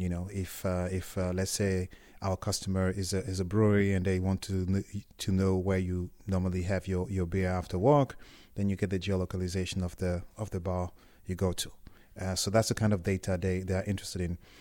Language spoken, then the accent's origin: English; Germany; also born or lived in Cameroon / France; now in United Kingdom; I'm from Cameroon, but I grew up in in Germany. Uh, I studied in France and I live in, in the in, in the UK